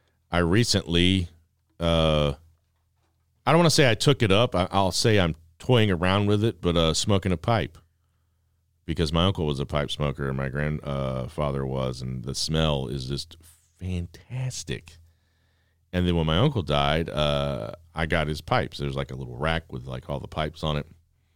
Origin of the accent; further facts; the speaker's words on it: Social Circle, Georgia, United States; also born or lived in Atlanta; I was born in Atlanta. I'm as Atlanta as it gets. You know, born there, lived there for a little bit as a tiny tot, then moved on to social circle and other parts unknown.